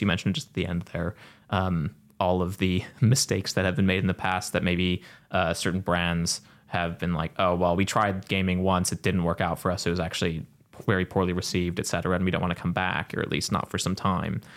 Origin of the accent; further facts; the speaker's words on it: United States; I'm speaking as an American